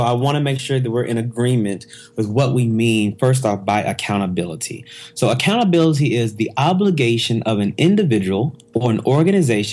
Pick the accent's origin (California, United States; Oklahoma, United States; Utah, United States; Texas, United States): Oklahoma, United States; Oklahoma City; I'm originally from Oklahoma City. Grew up there.